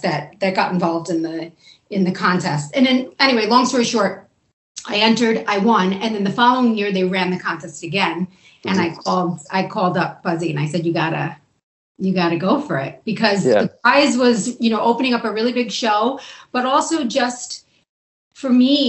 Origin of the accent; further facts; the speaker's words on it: Long Island, New York, United States; moved away as an adult; now in Buffalo, United States; So I grew up on Long Island, New York.